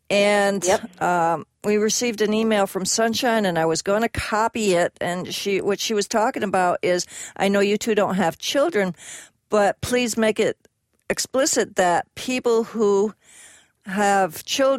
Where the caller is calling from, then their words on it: California, United States; I'm calling in from California.